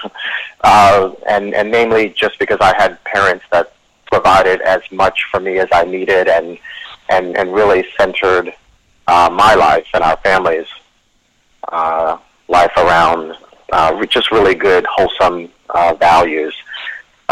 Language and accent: English; Baltimore, Maryland, United States; In sort of the east side of Baltimore